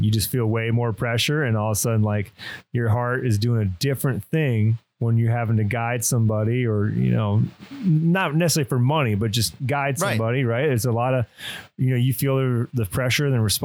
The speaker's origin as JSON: {"language": "English", "region": "Michigan", "country": "United States", "tie": "born or raised there", "said": "growing up in Michigan"}